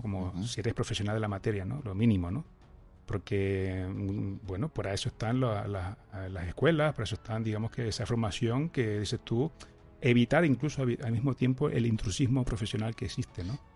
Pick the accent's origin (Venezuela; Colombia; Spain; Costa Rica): Spain; Tenerife, Canary Islands; accent: canario; yo estoy aquí en Tenerife, si no, se me notará un poquito en el acento, ¿no? En el canario